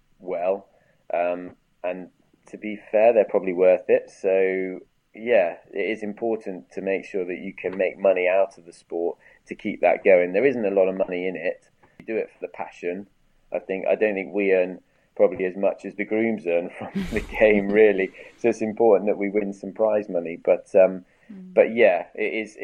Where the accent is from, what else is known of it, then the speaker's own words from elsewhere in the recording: United Kingdom; as the British people